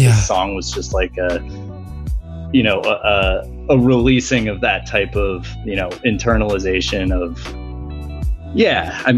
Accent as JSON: {"language": "English", "region": "Virginia", "country": "United States", "lives_now": "New York, United States", "said": "I sort of ran away from Virginia to go to New York after this breakup"}